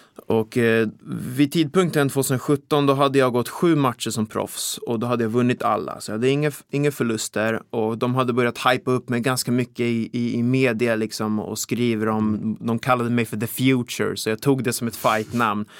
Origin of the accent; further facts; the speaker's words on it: Vaxholm, Stockholm County, Sweden; now in Täby, Sweden; Jag är uppvuxen i Vaxholm här ute i skärgården, men jag har bott ja. i Täby nu typ halva mitt liv.